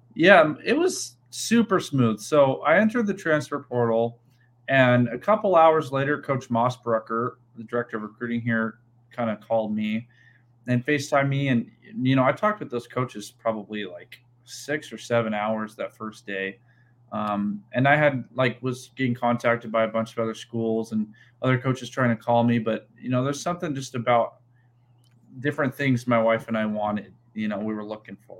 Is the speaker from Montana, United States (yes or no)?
yes; Helena, Montana, United States; moved away as an adult; So I'm from Helena, Montana. I um, I grew up in Montana, was born and raised there